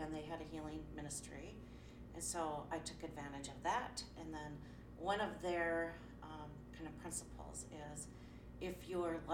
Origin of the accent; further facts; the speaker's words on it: Minneapolis, Minnesota, United States; I am from North Minneapolis, and my first studio was in Robbinsdale